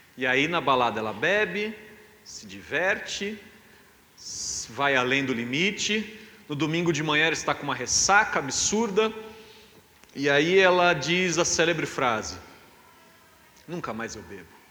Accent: Brazil; A gente é brasileiro

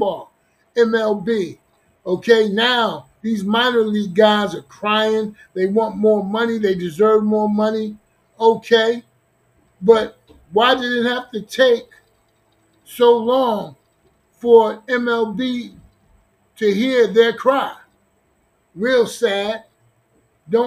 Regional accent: Newark, New Jersey, United States; I'm from New Jersey. Okay, Newark, New Jersey

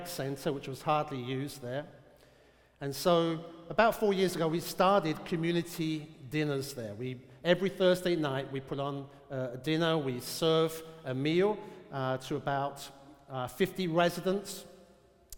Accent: London, United Kingdom; moved away as an adult; now in Portsmouth, United States; I grew up in South London

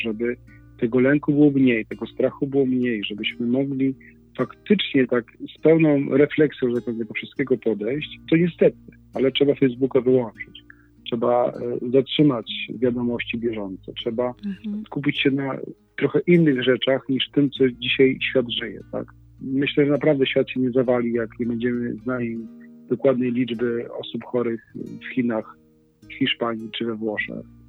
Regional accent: Inowrocław, Kuyavian-Pomeranian Voivodeship, Poland; jesteśmy z Inowrocławia

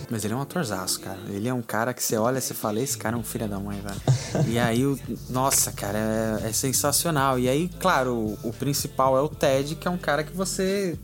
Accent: Brazil; como brasileiro

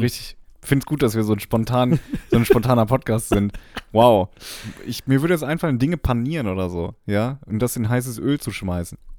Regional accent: near Dortmund, North Rhine-Westphalia, Germany; ich komme aus der Nähe von Dortmund, ich bin Dortmund-Fan

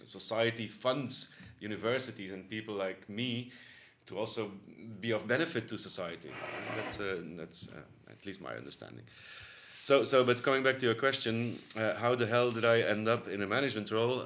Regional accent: Bruges, Flanders, Belgium; now in Netherlands; I was born in Bruges, that's um, a small town actually near the North Sea in the province of, province of West Flanders

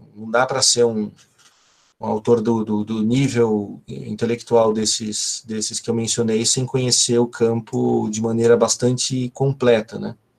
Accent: ABC Paulista, São Paulo, Brazil; eu sou do ABC

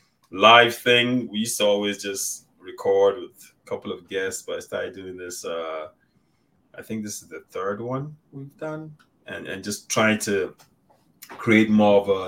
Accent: Nigeria; we're both Nigerian.

